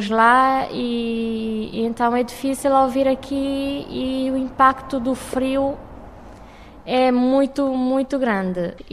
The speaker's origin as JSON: {"language": "Portuguese", "country": "Cape Verde", "lives_now": "Portugal", "said": "venho de Cabo Verde."}